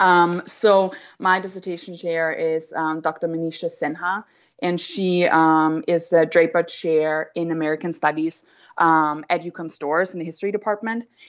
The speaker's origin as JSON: {"language": "English", "country": "Austria", "also_born_or_lived": "Vienna", "moved": "as an adult", "lives_now": "United States", "said": "I'm obviously white, I'm from Austria"}